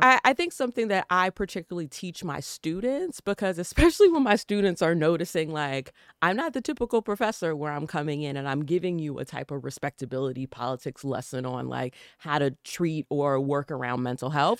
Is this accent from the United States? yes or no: yes; the South, United States; I come from the South, my mama and my daddy, you know, and raised me in a particular way